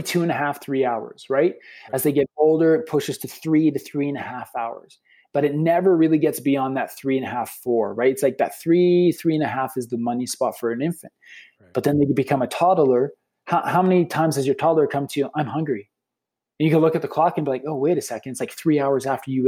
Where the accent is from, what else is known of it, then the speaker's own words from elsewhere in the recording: Lethbridge, Alberta, Canada; We're from Lethbridge, Alberta, Canada